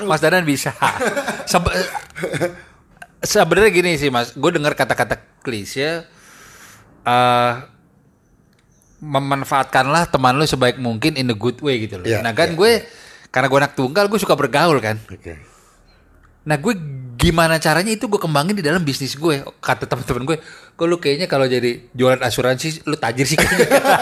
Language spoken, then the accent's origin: Indonesian; Jakarta, Indonesia; Nih kita anak Jakarta yang emang attitude-nya